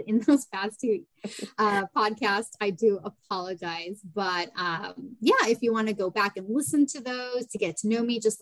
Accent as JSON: {"language": "English", "town": "San Diego", "region": "California", "country": "United States", "also_born_or_lived": "Boston area", "moved": "as an adult", "said": "I'm originally from San Diego, and that's where my family is"}